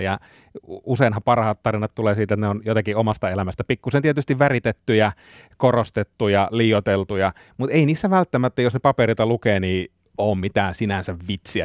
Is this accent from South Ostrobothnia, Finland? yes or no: no; Kainuu, Finland; mä oon Kainuusta kotoisin